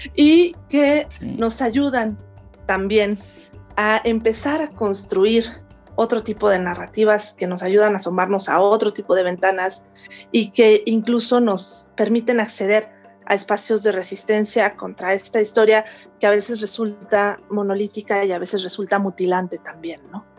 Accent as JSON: {"language": "Spanish", "town": "León", "region": "Guanajuato", "country": "Mexico", "tie": "born or raised there", "also_born_or_lived": "Spain / Mexico City", "moved": "yes", "lives_now": "Cuernavaca, Mexico", "said": "yo me, me crié, nací y me crié en León, Guanajuato"}